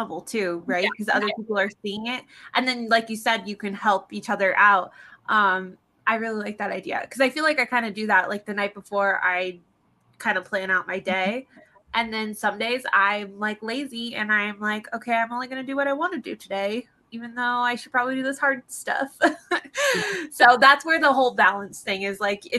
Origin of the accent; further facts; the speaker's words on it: San Diego, California, United States; I grew up in San Diego